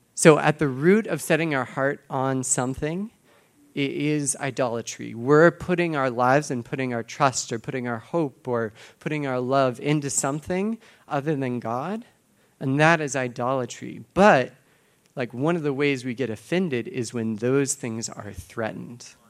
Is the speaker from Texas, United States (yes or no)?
yes; Texas, United States; now in Boston, United States; I'm from Texas originally